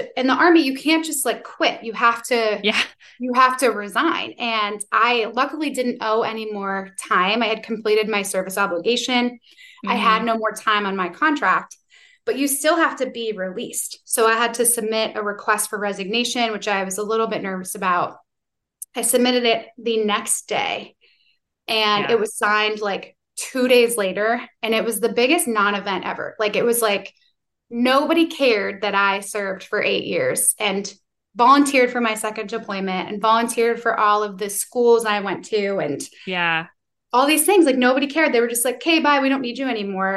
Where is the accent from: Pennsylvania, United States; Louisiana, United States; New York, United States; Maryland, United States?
New York, United States; moved away; also born or lived in Tennessee; I'm from New York originally